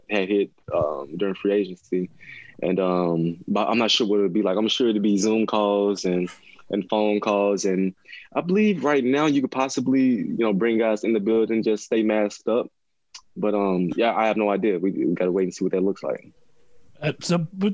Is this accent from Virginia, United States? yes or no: no; Mississippi, United States; now in Seattle, United States; I grew up in Mississippi.